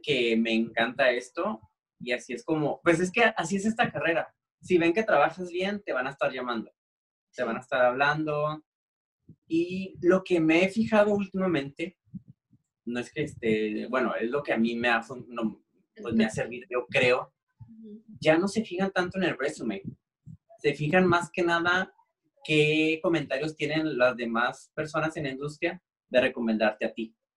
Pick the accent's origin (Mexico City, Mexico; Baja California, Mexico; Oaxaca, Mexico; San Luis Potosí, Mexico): Baja California, Mexico; Tijuana; los dos somos de aquí a Tijuana